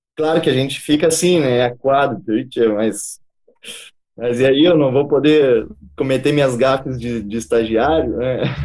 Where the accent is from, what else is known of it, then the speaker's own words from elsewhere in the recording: Goiás, Brazil; moved away as an adult; also born or lived in Palotina, Paraná; now in Paraná, Brazil; Eu sou natural aqui do Paraná, da cidade de Palotina, mas é, do, aos quatro anos de idade, meu pai decidiu levar nossa família para Goiás e lá eu me criei